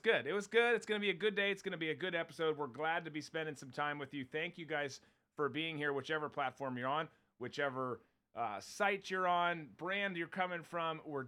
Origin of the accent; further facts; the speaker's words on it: Minnesota, United States; I grew up in Minnesota in the Midwest